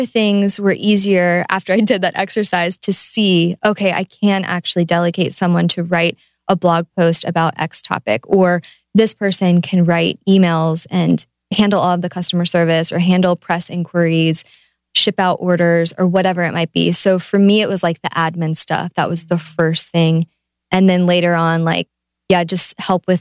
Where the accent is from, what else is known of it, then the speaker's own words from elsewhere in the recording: Ohio, United States; I'm from Ohio.